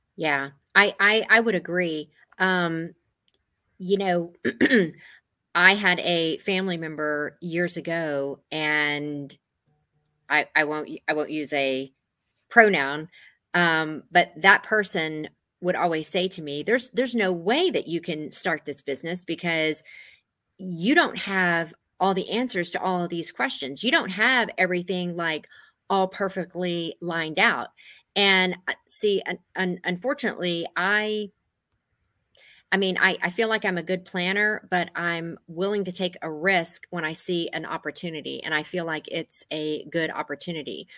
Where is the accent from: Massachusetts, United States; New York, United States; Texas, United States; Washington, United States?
Texas, United States; Gonzales; moved away as an adult; also born or lived in Houston, Texas; now in Northern Virginia, United States; I grew up in Gonzales, Texas, born in Houston, Texas